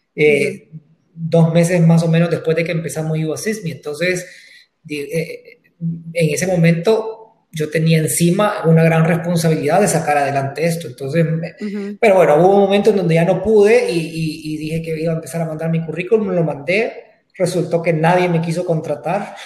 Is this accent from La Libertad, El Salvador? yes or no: no; Santa Ana, El Salvador; moved away as an adult; now in San Salvador, El Salvador; Yo soy originalmente de Santa Ana eh, y me, vine a San Salvador a estudiar